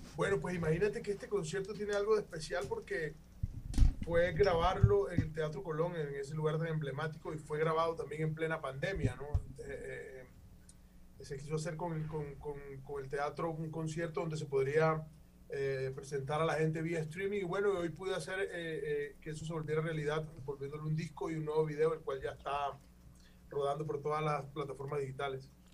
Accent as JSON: {"language": "Spanish", "region": "Caribbean coast", "country": "Colombia", "said": "de donde vengo, de la tierra, de la costa norte colombiana"}